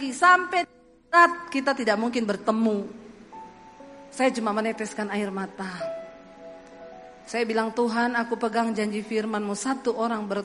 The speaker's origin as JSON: {"language": "Indonesian", "region": "Sulawesi", "country": "Indonesia", "tie": "born or raised there", "said": "Saya bilang aku ini dibesarkan di Sulawesi itu sudah puluhan tahun."}